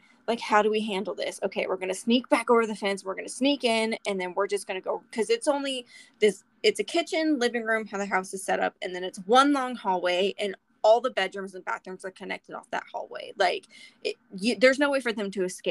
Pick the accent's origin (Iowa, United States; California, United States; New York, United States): California, United States; Southern; now in Oklahoma, United States; growing up in Southern California in Halloween.